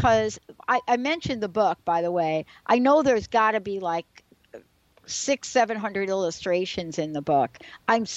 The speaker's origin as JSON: {"language": "English", "town": "New York City", "region": "New York", "country": "United States", "tie": "born or raised there", "moved": "yes", "said": "a girl like me growing up in the Bronx in the projects"}